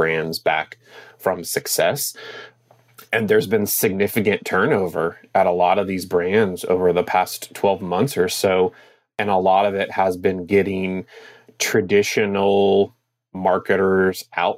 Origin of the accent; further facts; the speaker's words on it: United States; in my home state